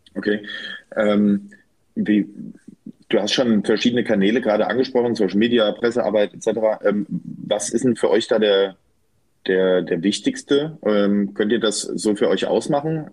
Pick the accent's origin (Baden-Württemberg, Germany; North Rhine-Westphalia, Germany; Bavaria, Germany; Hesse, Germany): Hesse, Germany; Bad Nauheim; bei mir in meiner Heimatstadt in Bad Nauheim